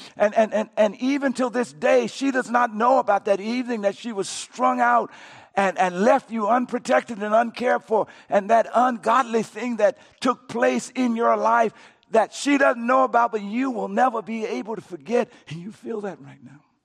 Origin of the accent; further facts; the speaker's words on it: Coushatta, Louisiana, United States; I grew up in Cashanah, Louisiana